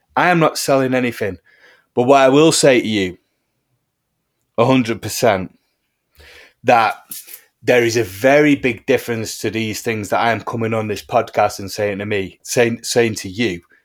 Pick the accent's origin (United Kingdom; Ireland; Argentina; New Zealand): United Kingdom; Heaton Chapel, North West England; my hometown of Heaton Chapel